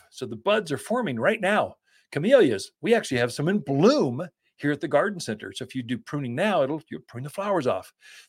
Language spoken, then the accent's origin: English; Sedona, Arizona, United States; but I'm from Sedona. That doesn't matter. You're the same.